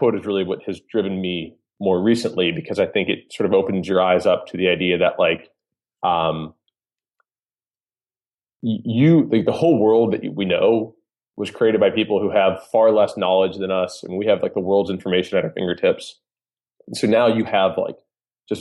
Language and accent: English; Cincinnati, Ohio, United States; moved away as an adult; now in Los Angeles, United States; So, I grew up in the Midwest. I'm from Cincinnati, Ohio. I spent the first 25 years of my life there, high school, college